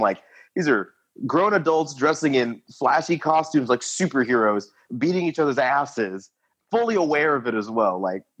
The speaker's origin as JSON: {"language": "English", "town": "Lafayette", "region": "Indiana", "country": "United States", "tie": "born or raised there", "also_born_or_lived": "Florida", "lives_now": "Indianapolis, United States", "said": "I was born in Florida. My mother was in the Navy for 20 years. So I've been all overseas for like most of my childhood. And then born and raised in Lafayette, Indiana, currently residing in Indianapolis, Indiana."}